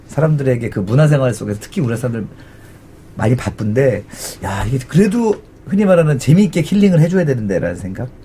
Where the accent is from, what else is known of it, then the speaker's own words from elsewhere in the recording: South Korea; 우리나라에서 자구 어, 나고 자란 사람들